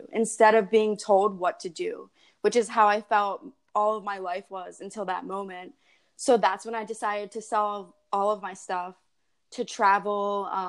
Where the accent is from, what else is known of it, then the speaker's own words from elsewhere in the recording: Philadelphia, Pennsylvania, United States; moved away as an adult; also born or lived in San Diego; I'm from Philadelphia. I went to Penn State for accounting. I spent 3 years here in Philadelphia.